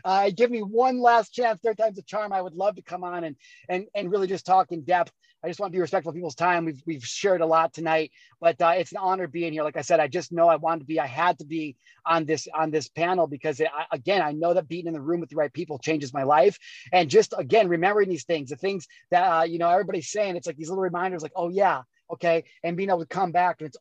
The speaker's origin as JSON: {"language": "English", "region": "Illinois", "country": "United States", "tie": "born or raised there", "also_born_or_lived": "California", "moved": "yes", "said": "I grew up in Illinois"}